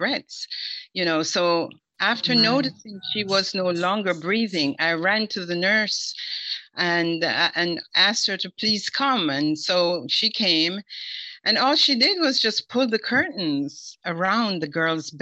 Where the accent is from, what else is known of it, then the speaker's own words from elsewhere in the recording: Jamaica; moved away; as a Jamaican